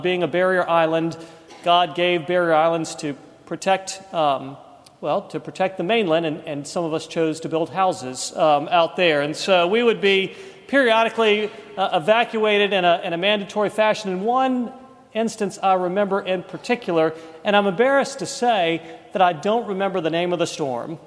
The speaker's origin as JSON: {"language": "English", "region": "East Coast", "country": "United States", "tie": "born or raised there", "moved": "as an adult", "lives_now": "Birmingham, United States", "said": "we grew up on the East Coast"}